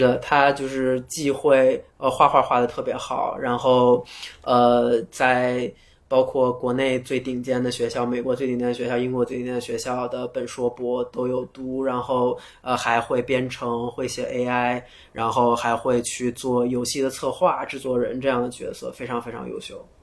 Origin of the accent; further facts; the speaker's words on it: China; 我们中国人，中国人的梦想也可以走向全世界